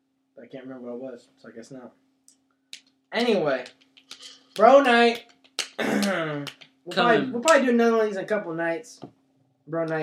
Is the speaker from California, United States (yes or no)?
yes; Bakersfield, California, United States; moved away as an adult; now in 818 area (San Fernando Valley), United States; 661. 661 is where I'm from